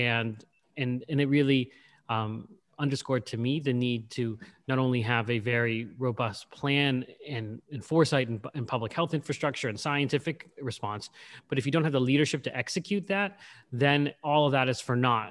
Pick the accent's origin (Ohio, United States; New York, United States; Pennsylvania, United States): Pennsylvania, United States; Pittsburgh; I'm from Pittsburgh. I'm talking to you from Pittsburgh.